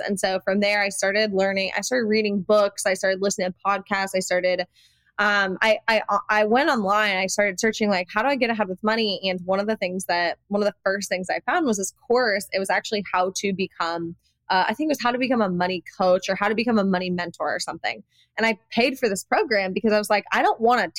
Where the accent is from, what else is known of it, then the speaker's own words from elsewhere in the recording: Iowa, United States; I come from Iowa, so I had this like Midwestern work ethic